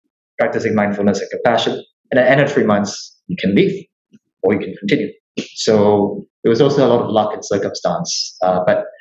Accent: Singapore; I'm Singaporean.

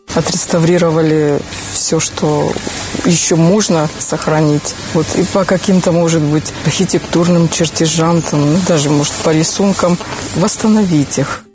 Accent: Nalchik, Kabardino-Balkaria, Russia; Я в детстве жила в Долинске, и весь этот, так сказать, дачный поселок Долинский прошлых лет я, в принципе, знала

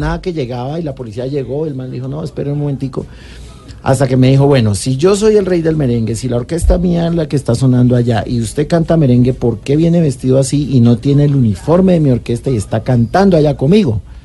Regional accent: Bogotá, Colombia; yo nací en Bogotá

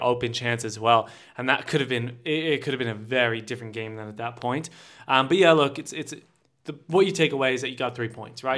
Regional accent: United States; me as an American

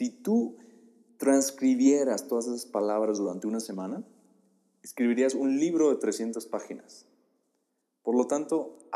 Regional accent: Oaxaca, Mexico; now in Puebla, Mexico; Eso fue lo que yo eh, atravesé cuando me mudé del estado de Oaxaca al estado de Puebla.

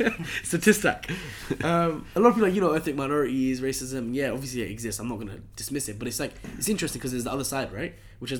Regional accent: London, United Kingdom; Hounslow is where I grew up in London

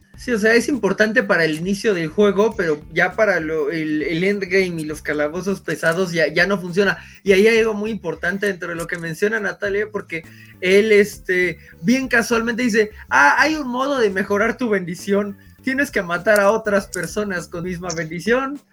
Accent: Mexico City, Mexico; soy de la Ciudad de México

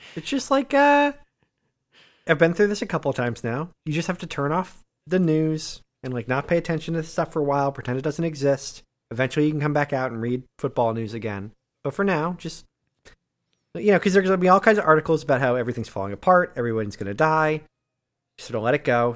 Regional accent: Massachusetts, United States; I grew up in Massachusetts

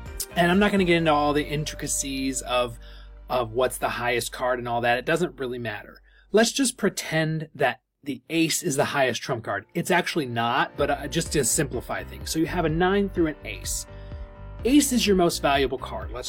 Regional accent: the North, United States; So I'm from the North. And so if you're a Yankee like me

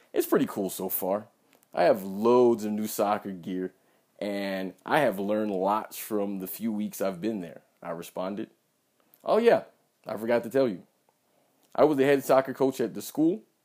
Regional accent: United States; I'm an American

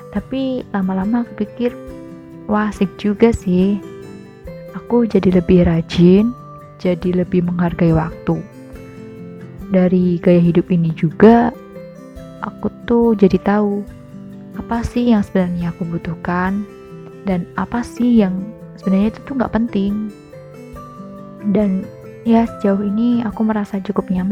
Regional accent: Kartasura, Central Java, Indonesia; now in Yogyakarta, Indonesia; Aku lahir dan besar di Kartasura, tapi sudah satu tahun ini tinggal di Jogja.

